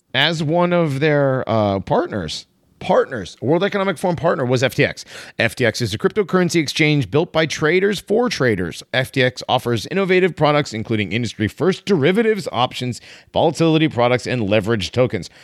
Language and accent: English; Connecticut, United States; I'm from Connecticut